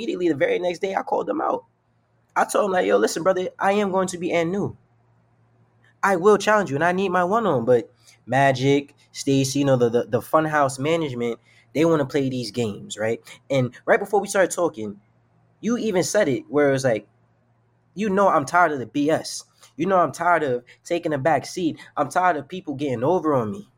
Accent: New York City, New York, United States; I'm from New York. I'm from the Bronx

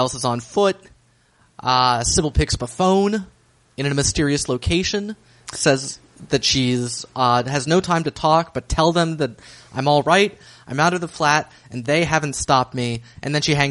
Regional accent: United States; as an American myself

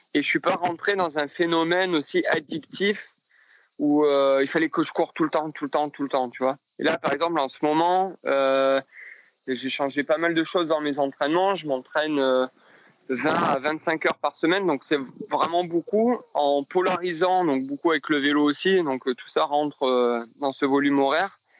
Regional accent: Châteauneuf-de-Gadagne, Provence-Alpes-Côte d'Azur, France; moved away as an adult; also born or lived in Cavaillon; now in Lyon, France; je suis originaire du sud de la France, un petit village entre Avignon et Lille sur la sorte qui s'appelle Châteauneuf-de-Gadagne, où j'ai grandi. J'ai passé toute mon enfance ici

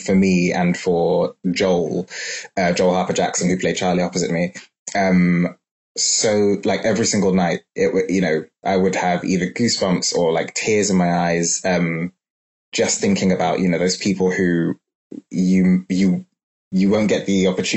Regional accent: London, United Kingdom; growing up in London

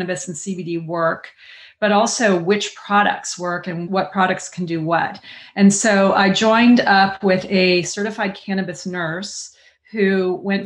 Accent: Southern California, United States; growing up in Southern California in the 70s

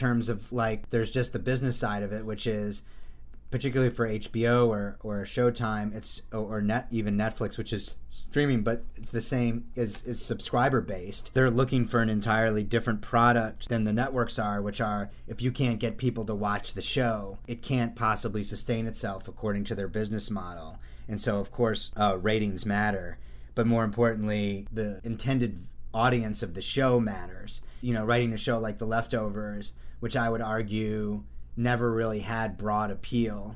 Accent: New Jersey, United States; 7 other white Jews from New Jersey who love Star Wars

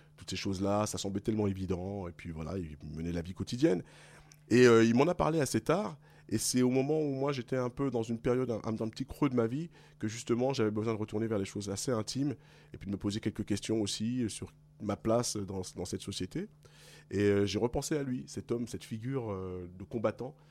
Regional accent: Paris region, Île-de-France, France; also born or lived in Guadeloupe (ancestry); Je suis né en France métropolitaine, mais de parents guadeloupéens. J'ai grandi ici

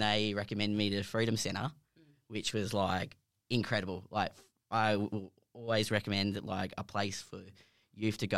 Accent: Perth, Western Australia, Australia; I've born and raised in Perth.

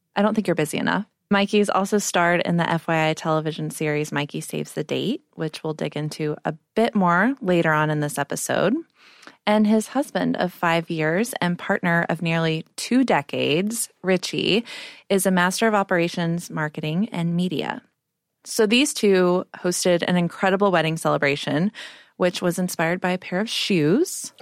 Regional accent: Texas, United States; now in New York City, United States; I grew up in Texas

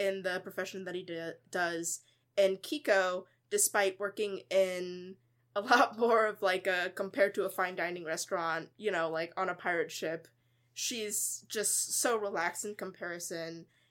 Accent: United States; as a person and as a Buddhist and as an American

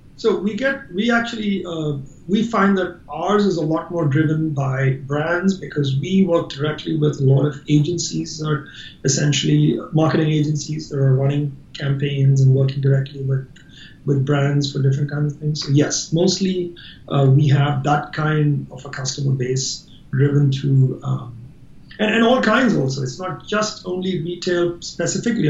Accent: India; I'm Indian

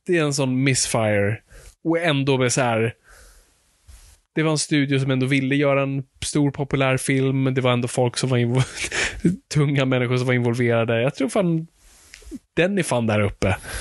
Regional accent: Sweden; Vi, vi kommer från en helt annan kulturtradition

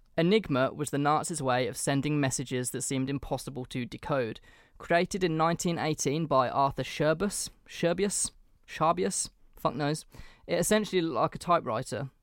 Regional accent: England, United Kingdom; as an Englishman

